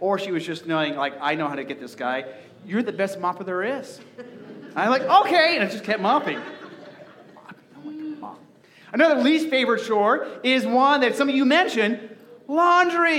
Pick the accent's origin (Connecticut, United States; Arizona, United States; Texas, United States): Arizona, United States; moved away as an adult; now in Nebraska, United States; growing up in Arizona, we didn't have to do this. You know, and so when I first moved, you know, to Nebraska and owned a house